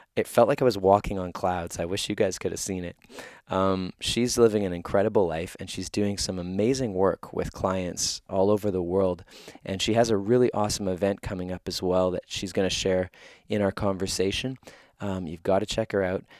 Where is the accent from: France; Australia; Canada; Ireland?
Canada; Winnipeg, Manitoba; my hometown of Winnipeg, where I live right now